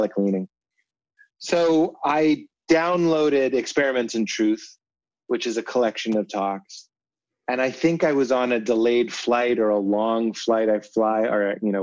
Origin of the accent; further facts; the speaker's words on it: Boston, Massachusetts, United States; We're both from Boston.